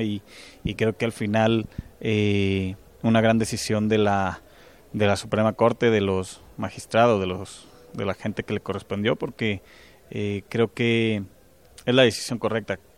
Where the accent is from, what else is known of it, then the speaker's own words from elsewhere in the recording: Teocaltiche, Jalisco, Mexico; yo con lo que estoy viviendo en mi pueblo, en Teocaltiche